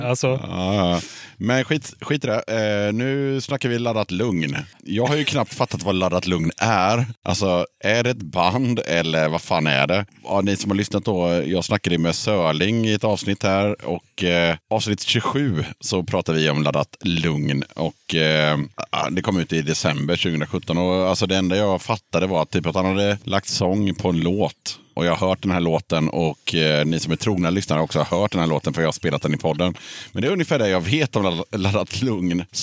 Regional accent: Småland, Sweden; now in Gothenburg, Sweden; Och innan det kom jag från, från Småland, men jag flyttade väldigt mycket när jag var liten. Så jag kände ingen tillhörighet med någon stad i huvud taget.

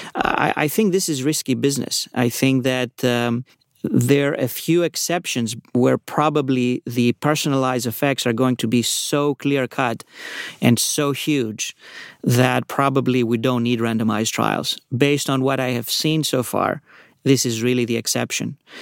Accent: Athens, Attica, Greece; moved away as an adult; also born or lived in New York; now in California, United States; I was, uh, born in New York, uh, grew up in Athens

